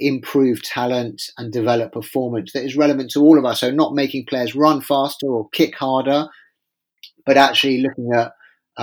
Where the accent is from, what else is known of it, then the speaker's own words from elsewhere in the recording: England, United Kingdom; as an Englishman